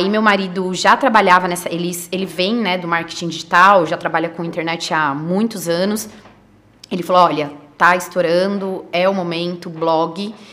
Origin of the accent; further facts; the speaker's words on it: São Paulo, Brazil; born there; nasci em São Paulo, né? Só para voltar um pouquinho